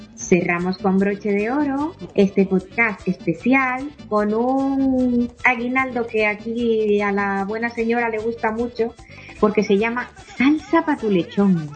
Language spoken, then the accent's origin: Spanish; Dominican Republic; born or raised there; moved away